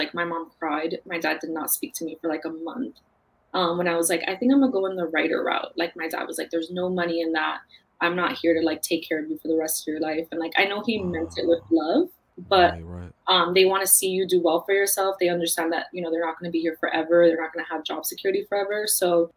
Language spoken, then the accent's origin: English; New York City, New York, United States; I grew up in Queens. My family's from the Bronx